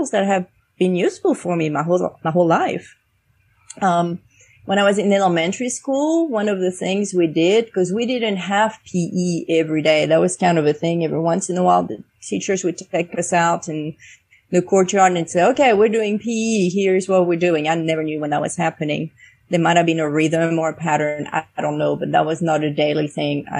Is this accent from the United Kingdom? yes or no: no; France; now in United States